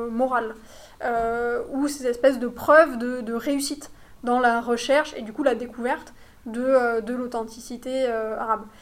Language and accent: French; France; now in United Arab Emirates; nous, notre sociabilité en tant que Français, euh, elle est, euh, voilà, c'est une sociabilité de couple